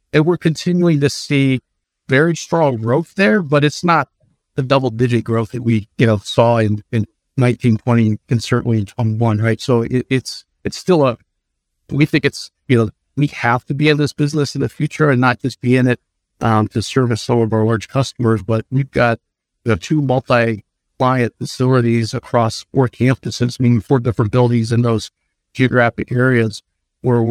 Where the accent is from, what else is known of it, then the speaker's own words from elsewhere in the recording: Ohio, United States; Cleveland in my home state